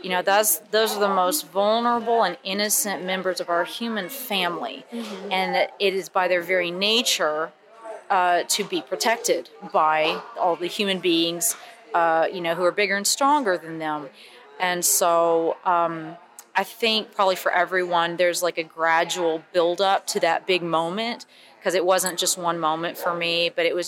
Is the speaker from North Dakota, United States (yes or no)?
no; Huntsville, Alabama, United States; I come from Huntsville, Alabama